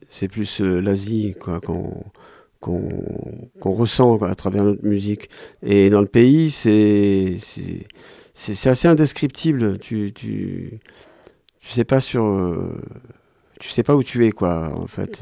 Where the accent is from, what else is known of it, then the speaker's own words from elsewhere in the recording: Ganja, Azerbaijan; Je suis de Ganja. C'est la deuxième grande ville qui est au nord du pays, près de la Géorgie.